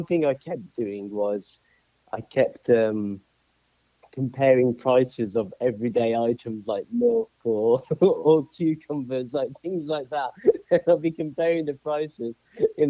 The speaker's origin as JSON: {"language": "English", "town": "Birmingham", "region": "West Midlands", "country": "United Kingdom", "moved": "as an adult", "lives_now": "Atlanta, United States", "said": "I'm originally from Birmingham, UK, United Kingdom, and I moved over here to the States in December 2017"}